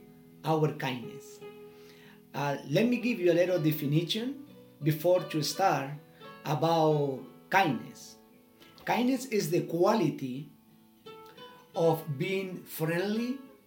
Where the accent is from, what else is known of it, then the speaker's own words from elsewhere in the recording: Chile; English is a second language; from Chile